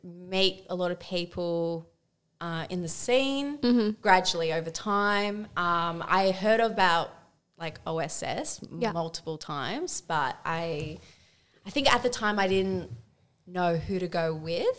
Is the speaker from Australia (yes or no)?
yes; Australia; I was born and raised in Australia, but my background is Portuguese